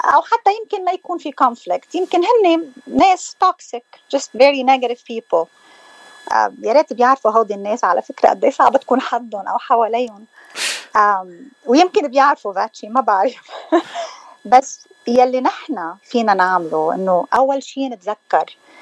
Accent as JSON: {"language": "Arabic", "town": "Hammana", "region": "Mount Lebanon", "country": "Lebanon", "moved": "yes", "said": "لبنانيه آه، من منطقة بالجبل اسمها حمانة"}